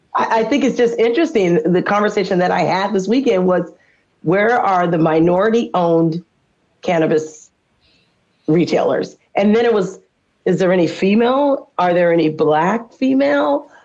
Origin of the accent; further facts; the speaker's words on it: California, United States; now in Washington, United States; I'm from California